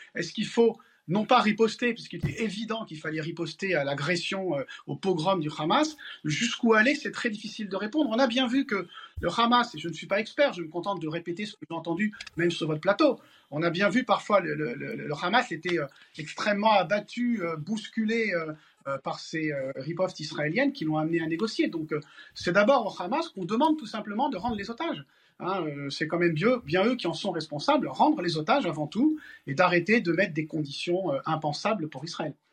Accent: Paris, Île-de-France, France; moi je suis parisien et français

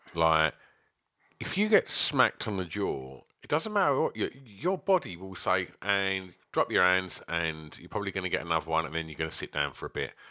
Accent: England, United Kingdom; I do like being English

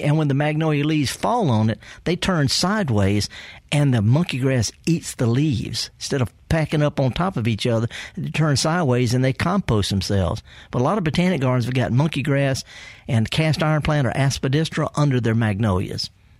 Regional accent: Indianola, Mississippi, United States; Do you know I'm from Indianola? Yes. Born and raised.

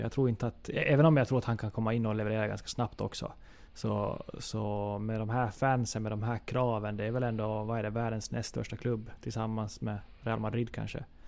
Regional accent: Ostrobothnia, Finland; som österbottning

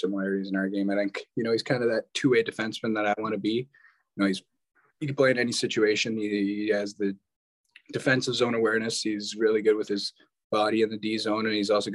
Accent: Manitoba, Canada; I grew up in Manitoba

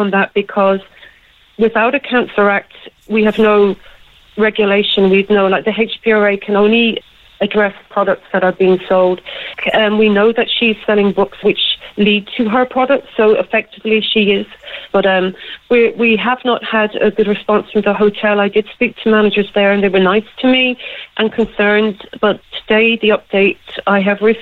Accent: Cork, Munster, Ireland; my hometown, Cork. I'm very proud of Cork

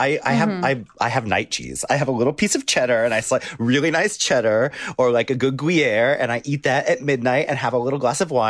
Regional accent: United States; I'm an American

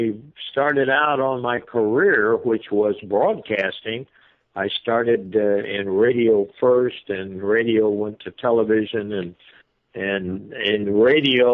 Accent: Jackson, Tennessee, United States; also born or lived in Little Rock, Arkansas / Michigan / Dayton, Ohio; now in Pensacola, United States; I was originally born in Little Rock, Arkansas. I grew up in Jackson, Tennessee, and then we moved into Michigan

